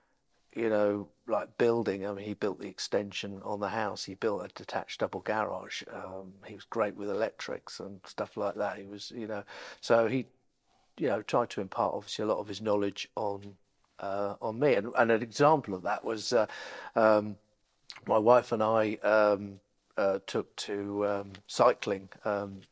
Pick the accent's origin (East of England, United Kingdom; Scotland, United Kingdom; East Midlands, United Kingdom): East of England, United Kingdom; Essex; moved away; also born or lived in Norwich, Norfolk; I grew up in Essex, so I'm a Norfolk boy when it suits, I'm an Essex boy when it suits